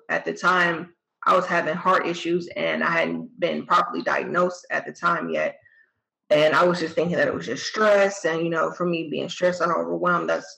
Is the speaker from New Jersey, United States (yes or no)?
yes; New Jersey, United States; moved away as an adult; I'm from New Jersey originally